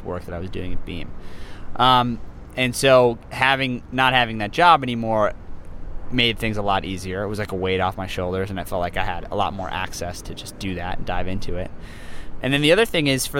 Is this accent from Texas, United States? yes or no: no; New York City, New York, United States; growing up in New York City